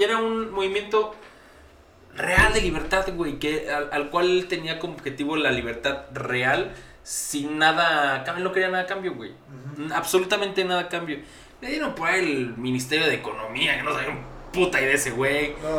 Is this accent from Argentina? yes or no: no; Mexico